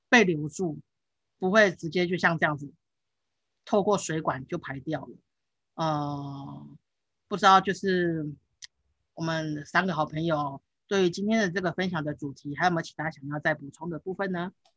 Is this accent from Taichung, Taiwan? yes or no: yes; Taichung, Taiwan; 我，我，我小时候就是长，是，哎，在台中长大，那，那，呃，德基水库其实在我们家，呃，上面而已，因为我家住东市